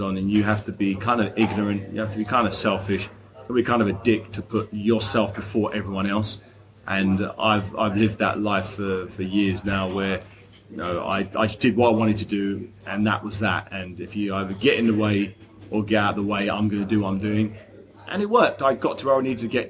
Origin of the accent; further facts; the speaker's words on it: London, United Kingdom; the O2 in South London, where I grew up, that's my home turf